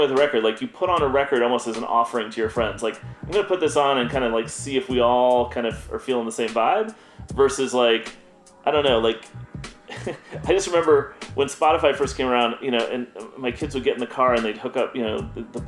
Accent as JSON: {"language": "English", "town": "Chicago", "region": "Illinois", "country": "United States", "tie": "born or raised there", "said": "I grew up in Chicago."}